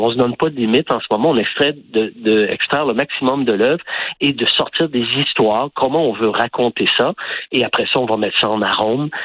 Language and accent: French; Quebec, Canada; moved away as an adult; now in Barcelona, Spain; je suis québécois, tout le monde le sait, j'ai le Québec tatoué au cœur